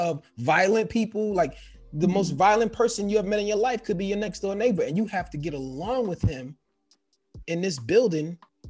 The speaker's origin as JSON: {"language": "English", "town": "New York City", "region": "New York", "country": "United States", "tie": "born or raised there", "said": "where we grew up at in the Bronx"}